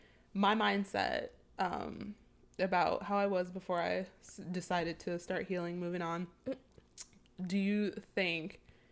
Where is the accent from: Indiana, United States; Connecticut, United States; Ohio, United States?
Ohio, United States; Cleveland; And I'm from Cleveland